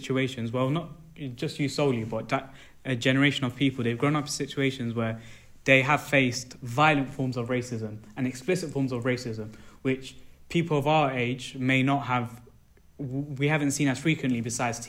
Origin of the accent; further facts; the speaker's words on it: United Kingdom; as a British South Asian that's trying to get into the sports industry